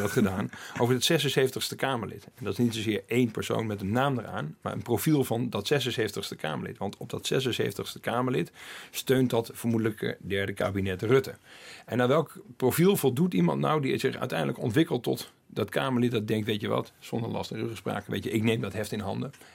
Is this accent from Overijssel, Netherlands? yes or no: yes; Twente, Overijssel, Netherlands; in Twente waar ik ben opgegroeid